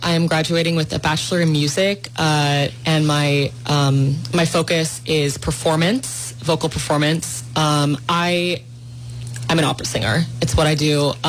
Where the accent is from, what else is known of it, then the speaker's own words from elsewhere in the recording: San Francisco, California, United States; I grew up in the heart of San Francisco on Mission Street